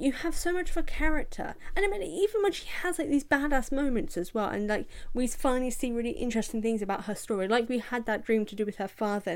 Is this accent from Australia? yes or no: no; United Kingdom; accent: British; I'm British, as you can tell from this accent